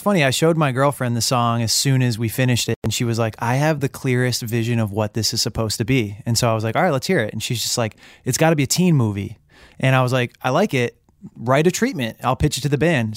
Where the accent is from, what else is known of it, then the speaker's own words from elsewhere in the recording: Michigan, United States; I'm from Michigan